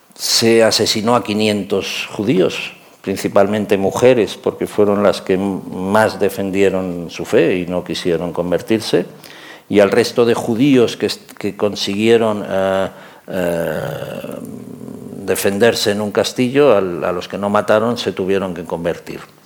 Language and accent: Spanish; Catalonia, Spain; yo soy catalán.